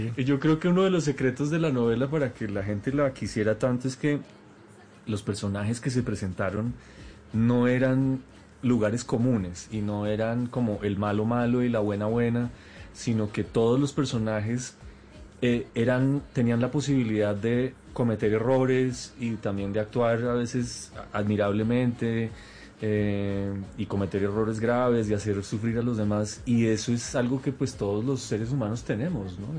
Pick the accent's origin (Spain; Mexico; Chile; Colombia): Colombia; como colombianos